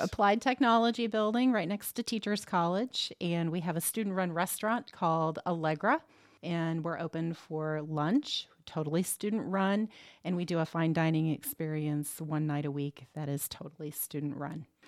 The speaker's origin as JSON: {"language": "English", "town": "Muncie", "region": "Indiana", "country": "United States", "tie": "born or raised there", "also_born_or_lived": "Arizona", "said": "I grew up around Ball State University's campus"}